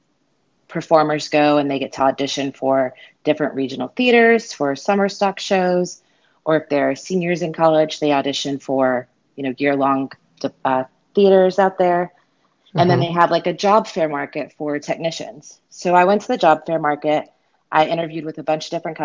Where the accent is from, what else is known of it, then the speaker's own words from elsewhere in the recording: Myrtle Beach, South Carolina, United States; also born or lived in Unicoi, Tennessee; now in Tennessee, United States; my hometown, Myrtle Beach, South Carolina